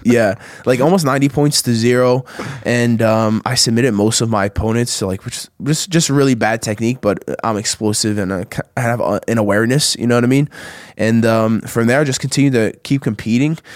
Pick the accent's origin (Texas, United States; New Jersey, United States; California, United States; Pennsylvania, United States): New Jersey, United States; we have this spot like like 15 minutes from where I grew up in South Jersey